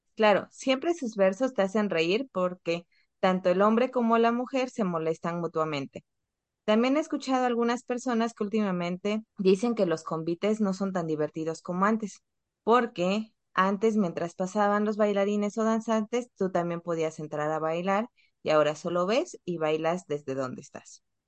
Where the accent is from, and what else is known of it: Oaxaca, Mexico